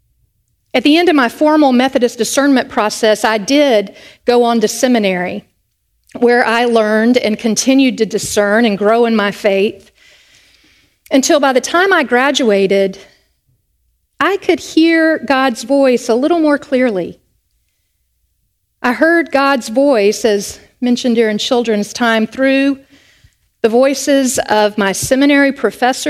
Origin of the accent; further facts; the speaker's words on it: North Carolina, United States; I grew up in North Carolina, which is part of the Bible Belt